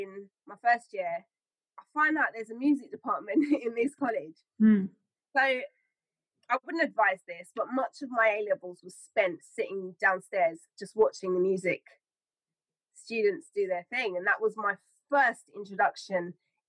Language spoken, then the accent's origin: English; Hounslow, London, United Kingdom; when I was growing up in Hounslow, I never really felt it was a place of creativity.